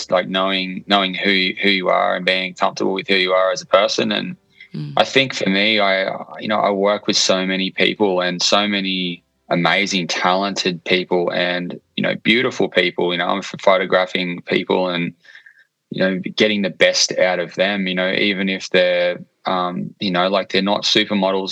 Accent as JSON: {"language": "English", "town": "Port Macquarie", "region": "New South Wales", "country": "Australia", "said": "I'm a creative from Port Macquarie, New South Wales."}